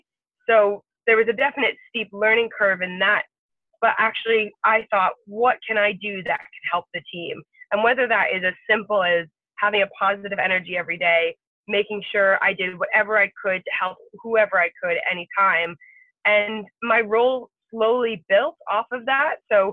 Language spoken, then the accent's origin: English; United Kingdom; So for me, being female, technically being British, those are obviously things.